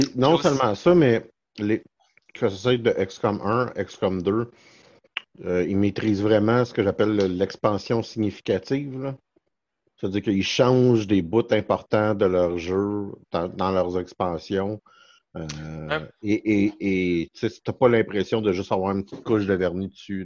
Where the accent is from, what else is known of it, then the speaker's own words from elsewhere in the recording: Saint-Hyacinthe, Quebec, Canada; je suis né à saint diacinthe